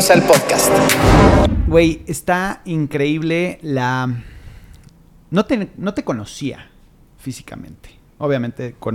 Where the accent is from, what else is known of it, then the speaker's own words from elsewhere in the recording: Mexico City, Mexico; Yo soy de la Ciudad de México.